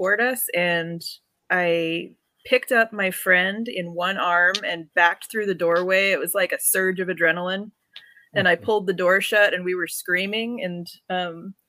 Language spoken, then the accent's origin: English; Toltec, Arizona, United States; I spent a large chunk of my childhood living in a little desert town called Toltec